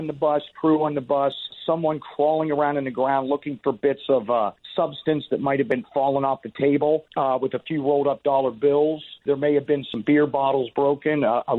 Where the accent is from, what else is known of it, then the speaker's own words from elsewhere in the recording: Pittsburgh, Pennsylvania, United States; also born or lived in Mechanicsburg; And growing up in Pennsylvania, I grew up in Pittsburgh, and then my dad was in the military, so we moved around a bit. We ended up at the Inland Naval Depot in Mechanicsburg or Harrisburg.